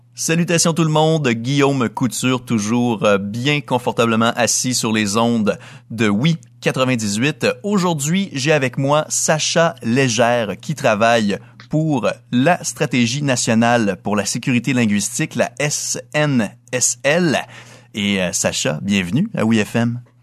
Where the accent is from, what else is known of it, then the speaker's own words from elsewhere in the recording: Dolbeau-Mistassini, Quebec, Canada; Je suis originaire de Dolbeau-Mistassini au lac Saint-Jean, donc à 300 km au nord de la ville de Québec